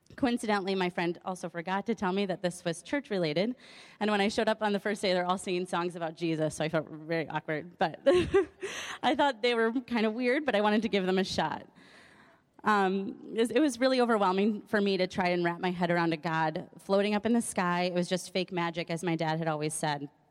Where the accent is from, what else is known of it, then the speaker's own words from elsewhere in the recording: Madison, Wisconsin, United States; I was born in Madison in an atheist home